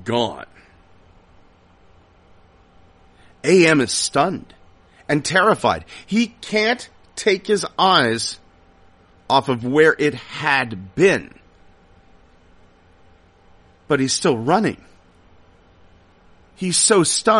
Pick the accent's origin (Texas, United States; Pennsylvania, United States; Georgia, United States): Pennsylvania, United States; Salisbury; I grew up in Salisbury, Pennsylvania.